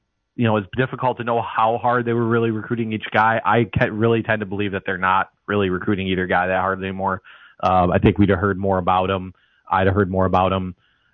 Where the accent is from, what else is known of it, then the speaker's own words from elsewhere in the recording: Muskegon, Michigan, United States; He is the former head coach of my hometown, Muskegon.